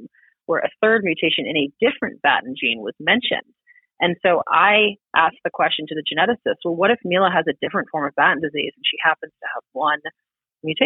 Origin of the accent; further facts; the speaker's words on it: East Coast, United States; moved away; I grew up on the East Coast